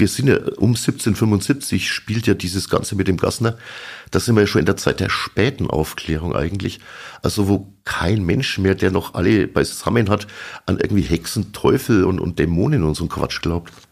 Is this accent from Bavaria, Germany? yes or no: yes; Sulzbach-Rosenberg, Bavaria, Germany; ich komme aus Sulzbach-Rosenberg